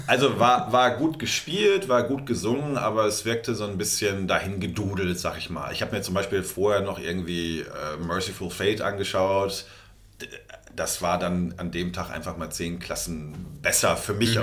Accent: North Rhine-Westphalia, Germany; bei uns in NRW, wo ich herkomme

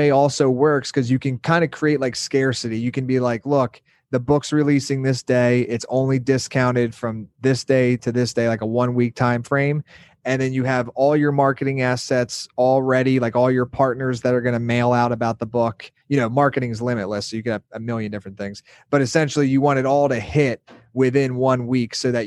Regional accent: Pennsylvania, United States; moved away as an adult; now in Miami, United States; from a small town in Pennsylvania, like an hour north of Philadelphia

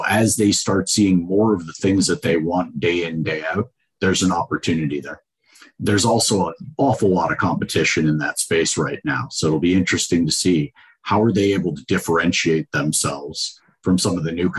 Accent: Georgia, United States; I'm from Georgia

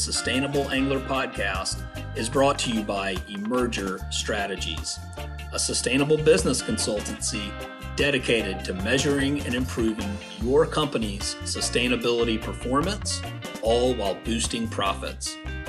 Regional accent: Savannah, Georgia, United States; now in Charleston, United States; I grew up in Savannah. I live in Charleston

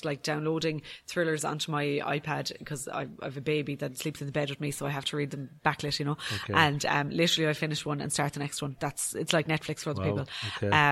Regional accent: Ireland; as an Irish person

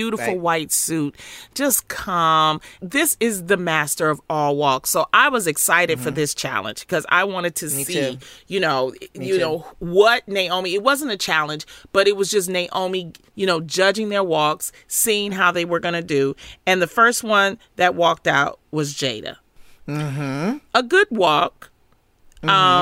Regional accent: Detroit, Michigan, United States; growing up in Detroit

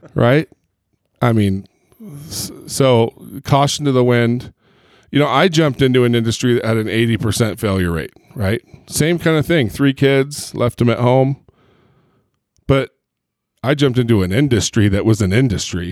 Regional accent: Long Beach, California, United States; I grew up in Long Beach, Huntington Beach

